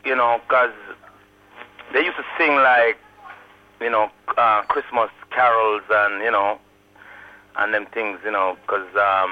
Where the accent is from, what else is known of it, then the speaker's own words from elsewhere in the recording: Kingston, Jamaica; I grew up in Kingston 11. You know, they call it Waterhouse.